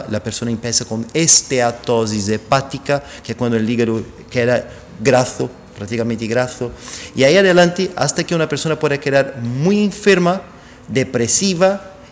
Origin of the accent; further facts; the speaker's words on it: São Paulo, Brazil; born there; Spanish is a second language; yo soy brasileño, nací en São Paulo